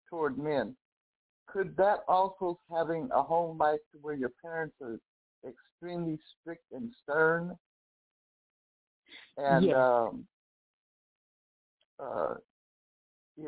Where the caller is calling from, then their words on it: Los Angeles, California, United States; I'm calling from Los Angeles